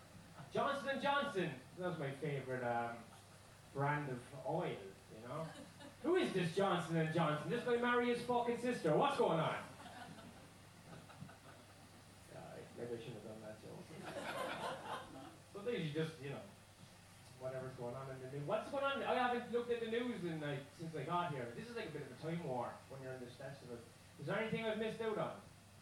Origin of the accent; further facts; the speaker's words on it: Ireland; As growing up in Ireland, there was two classes, you know?